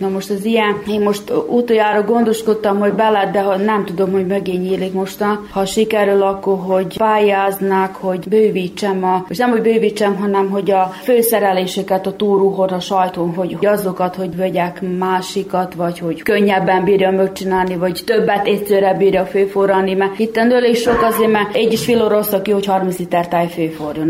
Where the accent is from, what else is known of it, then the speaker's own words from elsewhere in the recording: Muzslya, Vojvodina, Serbia; also born or lived in Zrenjanin (Erzsébetlak) / Bláto; igaz, hogy én Erzsébet lakon születtem, de kicsi voltam, amikor eljöttünk ide Muzslára lakni